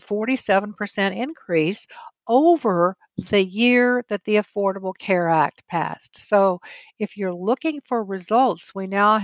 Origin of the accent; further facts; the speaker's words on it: New Mexico, United States; I'm originally from the Southwest. I was born and raised in New Mexico.